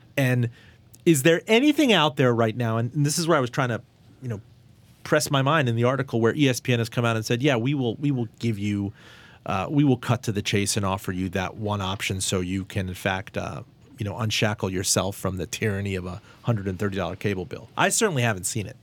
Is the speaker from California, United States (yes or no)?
no; Miami, Florida, United States; now in Richmond, United States; I grew up in Miami